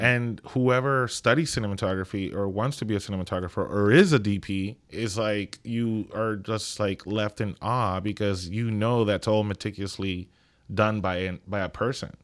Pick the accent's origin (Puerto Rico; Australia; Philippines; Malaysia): Puerto Rico; Ponce; moved away as an adult; also born or lived in New York; growing up in Puerto Rico, it was a beautiful childhood